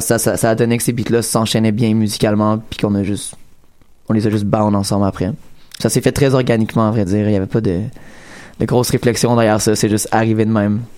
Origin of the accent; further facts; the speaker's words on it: Quebec, Canada; on est des Québécois au fin fond de Tadoussac